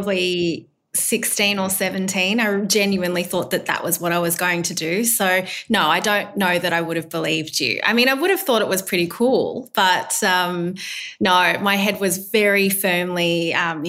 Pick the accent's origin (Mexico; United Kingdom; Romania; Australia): Australia; I don't by any means resent growing up in Australia. I love Australia. This is my home